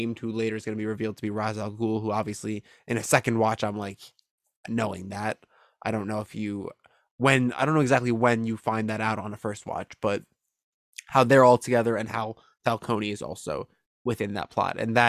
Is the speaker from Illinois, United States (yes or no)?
yes; Chicago, Illinois, United States; I'm from Chicago